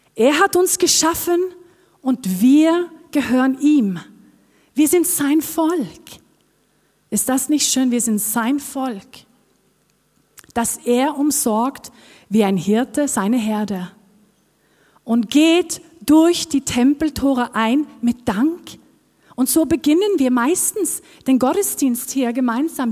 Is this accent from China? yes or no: no; Norway; accent: Norwegian; German is a second language; moved away as an adult; Ich komme aus Norwegen, ich bin Norwegerin und das hört ihr vielleicht auch auf meinem Akzent, dass ich nicht hierher komme